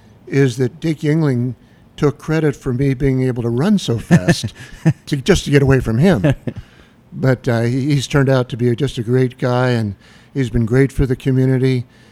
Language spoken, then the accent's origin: English; Pottsville, Pennsylvania, United States; I was raised on Howard Avenue